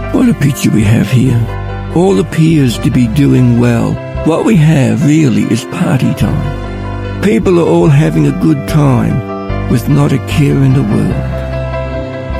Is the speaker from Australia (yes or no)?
yes; Ballarat, Victoria, Australia; I'm from Ballarat.